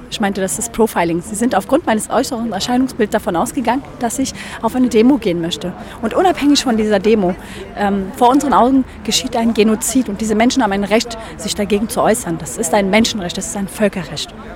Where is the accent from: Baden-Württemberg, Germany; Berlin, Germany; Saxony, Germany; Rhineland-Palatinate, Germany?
Berlin, Germany; in der Gegend, wo ich aufgewachsen bin und wo ich auch momentan lebe